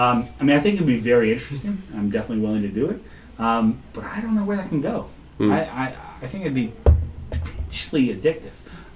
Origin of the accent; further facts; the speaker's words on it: Boston, Massachusetts, United States; I was like, wow, I'm sorry, buddy. I'm from Boston.